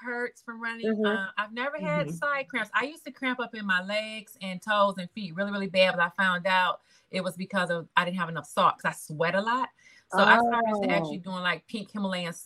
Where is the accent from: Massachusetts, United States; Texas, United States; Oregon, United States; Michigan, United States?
Michigan, United States; Detroit; moved away as an adult; now in North Carolina, United States; Born and raised in Detroit